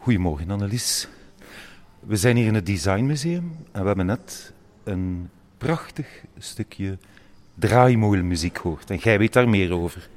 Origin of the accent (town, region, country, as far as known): Ghent, Flanders, Belgium